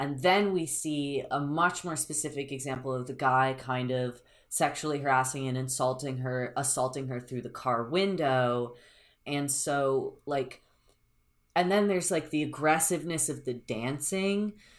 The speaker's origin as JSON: {"language": "English", "country": "United States", "said": "I'm an American"}